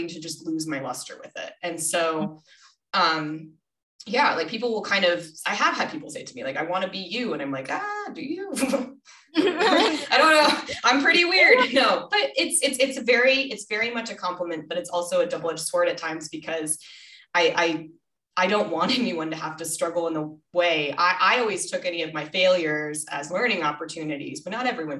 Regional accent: Rochester, Minnesota, United States; also born or lived in Denver, Colorado; now in Oahu, United States; I was born in Rochester, Minnesota

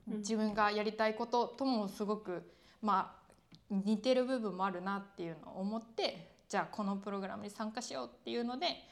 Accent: Kyoto, Japan; moved away as an adult; also born or lived in Tokyo / Denmark; 出身はさっき言った京都みたいな奈良みたいなところでそこに高校生までいた

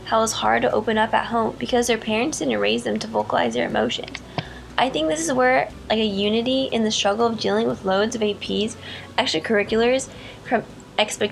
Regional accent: California, United States; Growing up in California, I never really fit in with the Latinx community

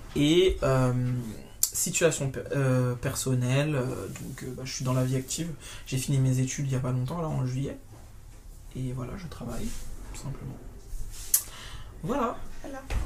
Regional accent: Martinique; moved away as an adult; also born or lived in mainland France; now in France; toute ma construction d'enfance, de, l'adolescence jusqu'à jeune adulte, ça a été fait en Martinique, même si je suis née euh, en France hexagonale

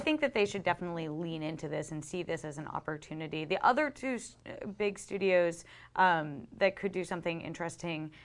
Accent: Boston, Massachusetts, United States; we are both both from Boston

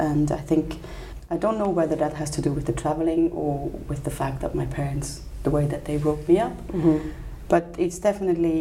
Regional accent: Switzerland; also born or lived in India / Bhutan; I came back to live in Switzerland when I was six.

